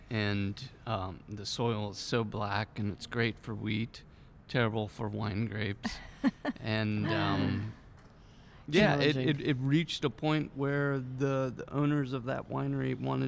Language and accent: English; Kansas, United States; moved away as an adult; now in Paso Robles, United States; I grew up in Kansas, and I went to K-State.